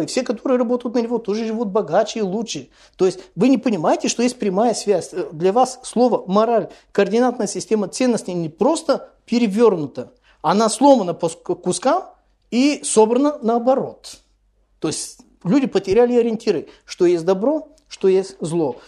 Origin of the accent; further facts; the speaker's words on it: Bulgaria; недалеко от моего родного города